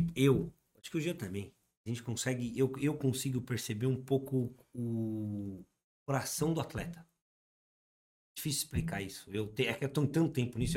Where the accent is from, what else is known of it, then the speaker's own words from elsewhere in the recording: Atibaia, São Paulo, Brazil; a gente é de Atibaia